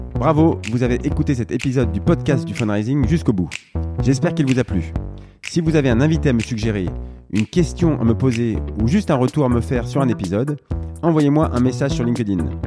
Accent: France; chez nous en France

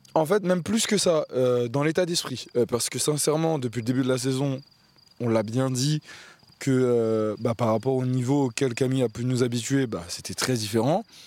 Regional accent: France; moi, en tant que Français

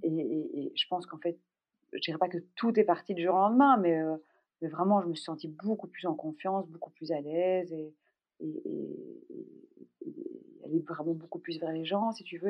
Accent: Brussels, Brussels-Capital Region, Belgium; Je suis belge. Je suis née à Bruxelles.

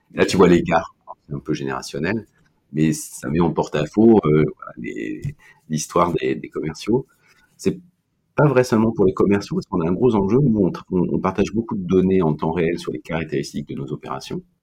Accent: Brittany, France; je suis breton

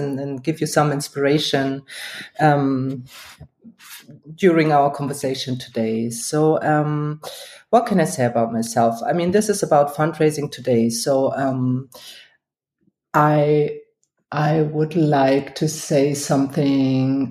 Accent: Germany; also born or lived in Hamburg / Berlin; I was born in Germany.

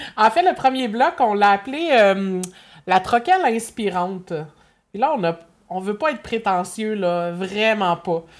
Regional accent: Berthierville, Quebec, Canada; je suis revenue dans mon patelin à Berthier

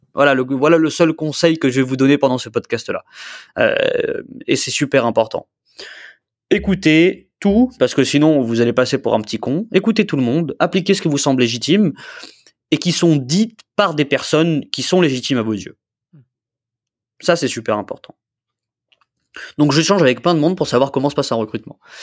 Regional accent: Nice, Provence-Alpes-Côte d'Azur, France; je viens de Nice, hein. mm. je, suis niçois. Hein. Tu vois, j'habite toujours à Nice d'ailleurs

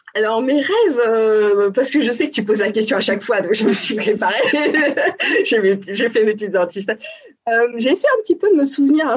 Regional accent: Paris region, Île-de-France, France; also born or lived in Montpellier; j'ai euh, toujours vécu en région parisienne avec, euh, je dirais, une enfance assez assez choyée quand même, en pavillon de banlieue

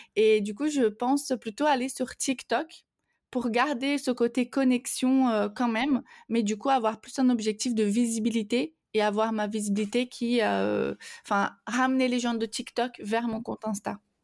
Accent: Brazil; French is a second language; moved away; je, suis donc brésilienne

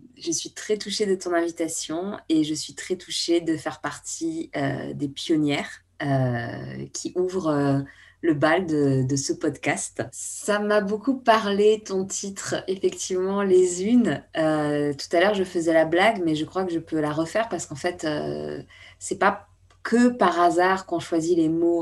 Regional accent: Bordeaux, Nouvelle-Aquitaine, France; now in Paris, France; ma ville natale, à Bordeaux

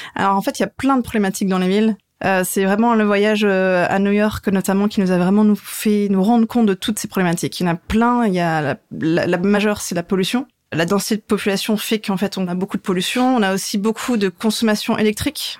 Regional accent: Lorraine, Grand Est, France; moved away as an adult; now in Strasbourg, France; je suis pas alsacienne, mais je suis lorraine

